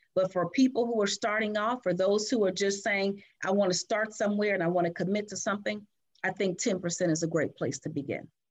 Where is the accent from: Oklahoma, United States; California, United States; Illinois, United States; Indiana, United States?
Illinois, United States; Chicago; I was born and raised in Chicago.